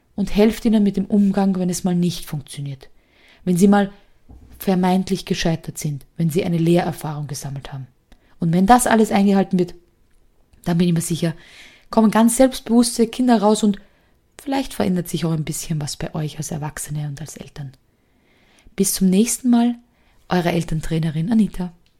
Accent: Austria; bei uns in Österreich gehen ja die Noten nur bis fünf

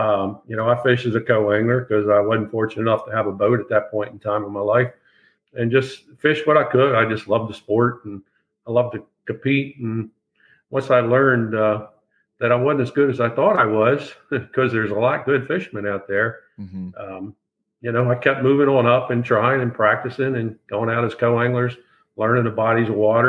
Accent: Maryland, United States; also born or lived in northern New York; Take residence up in Wyford, Maryland. I grew up here on Chesapeake Bay. Fished Chesapeake Bay pretty much all my life as a child and as I grew older.

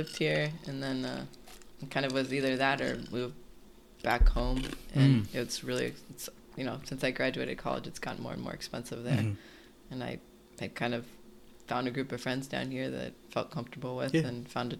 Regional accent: Berkeley, California, United States; also born or lived in San Francisco, California; Grew up in Berkeley.

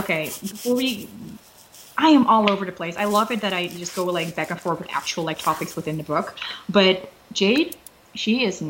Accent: Netherlands; first language Dutch; English is a second language; my native language, which is Dutch

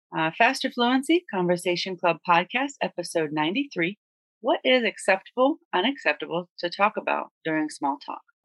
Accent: United States; we're both from the United States

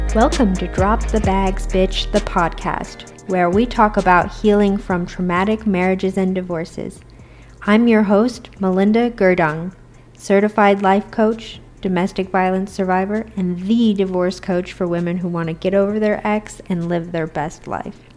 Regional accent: United States; I grew up in American poverty

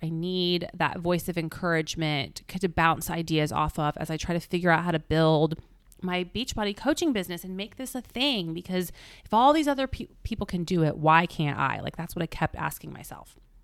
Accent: Indianapolis, Indiana, United States; moved away; Indianapolis, which is my hometown

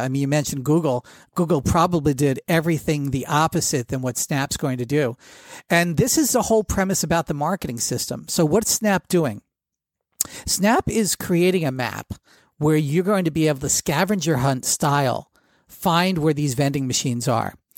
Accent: New Jersey, United States; I grew up in Jersey

